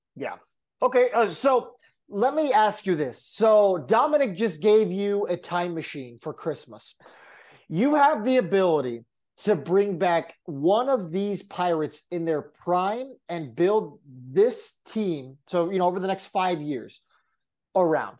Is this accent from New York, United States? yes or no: no; San Diego, California, United States; growing up in San Diego, my dad being a Padres fan